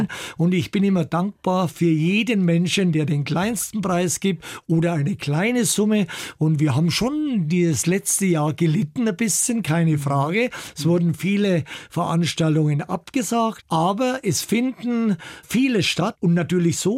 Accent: Altdorf bei Nürnberg, Bavaria, Germany; In Altdorf bei Nürnberg, wo ich geboren bin, da hat es immer so einen kleinen Rangierbahnhof gegeben und meine Eltern, wir wohnten gleich in der Nähe

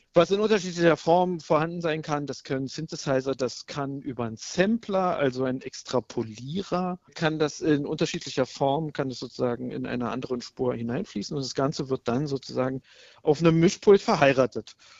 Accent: Berlin, Germany; Ich bin in Berlin geboren und aufgewachsen

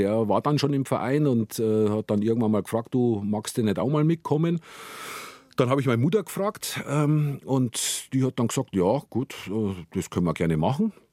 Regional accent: Gilching, Bavaria, Germany; also born or lived in Munich, Germany; Und Guiching, ja, bin ich aufgewachsen

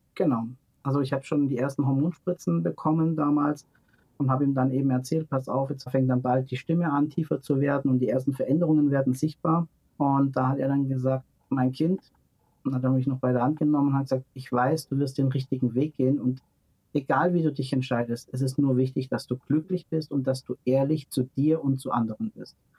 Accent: near Stuttgart, Baden-Württemberg, Germany; in dem Ort, wo ich groß geworden bin, das ist in der Nähe von Stuttgart

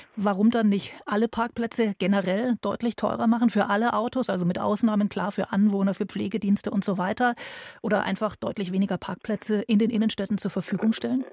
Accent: Bavaria, Germany; bei uns in Bayern

